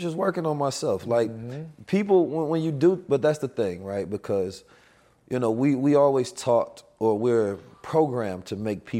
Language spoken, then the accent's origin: English; Oakland, California, United States; also born or lived in St. Louis; I'm from Oakland, California, and St. Louis. I grew up in violent conditions.